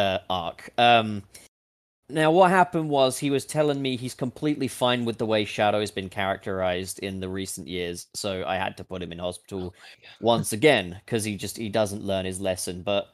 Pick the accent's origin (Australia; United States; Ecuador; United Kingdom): United Kingdom; I'm British.